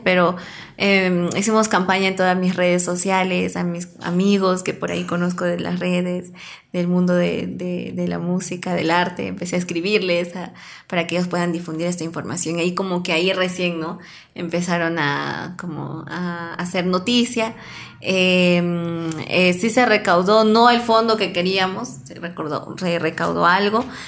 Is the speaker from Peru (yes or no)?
yes; Peru; como peruanos